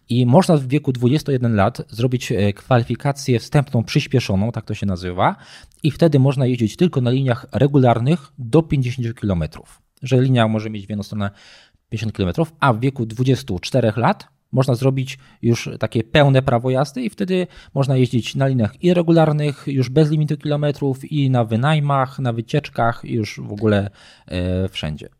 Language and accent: Polish; Nowy Sącz, Lesser Poland, Poland; pochodzę z Nowego Sącza, tak. jestem e, typowym nowosądeczaniem, urodziłem się w Nowym Sączu